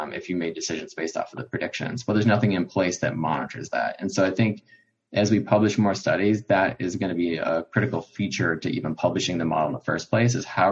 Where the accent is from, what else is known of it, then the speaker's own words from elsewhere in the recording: Chicago, Illinois, United States; growing up in Chicago